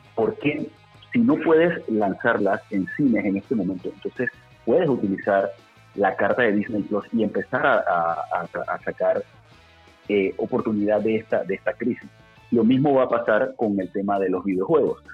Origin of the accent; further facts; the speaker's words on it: Panama; en nuestro país, en Panamá